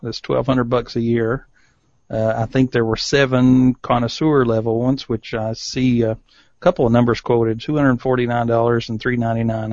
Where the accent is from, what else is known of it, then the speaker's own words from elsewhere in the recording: East Tennessee, United States; I grew up in East Tennessee